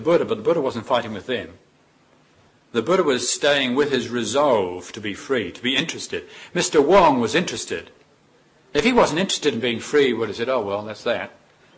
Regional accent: New Zealand; Growing up in New Zealand, we're always on the beach

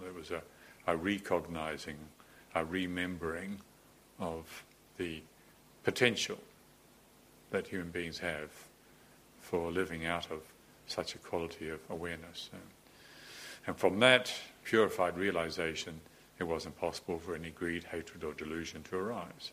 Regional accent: New Zealand; moved away; all the time growing up in New Zealand I'd spent in the ocean

